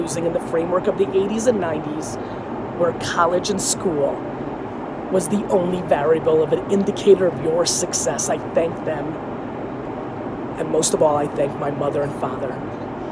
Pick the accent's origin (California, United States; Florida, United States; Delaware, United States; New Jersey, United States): New Jersey, United States; Edison; English is a second language; also born or lived in Queens, New York / Dover, New Jersey; I lived in Dover for a year and a half before I got to Edison, New Jersey.